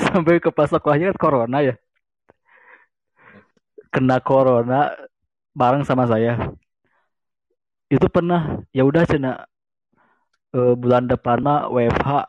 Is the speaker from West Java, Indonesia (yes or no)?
yes; West Java, Indonesia; saya orang Sunda, saya orang Sunda.